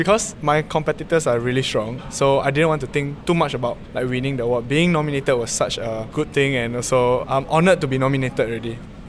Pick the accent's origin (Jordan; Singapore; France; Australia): Singapore; I was from St. Anthony's Primary School, which is at Bukit Batok, West Avenue 7.